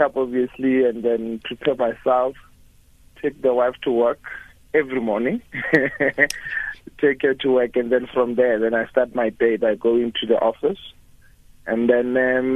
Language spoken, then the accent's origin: English; Orange Farm, Gauteng, South Africa; I grew up in Orange Farm. That is where I did my primary school as well as my high school